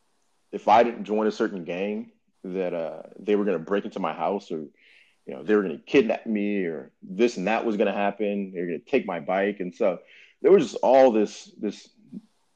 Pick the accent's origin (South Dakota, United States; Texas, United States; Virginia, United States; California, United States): California, United States; Inglewood; growing up in Inglewood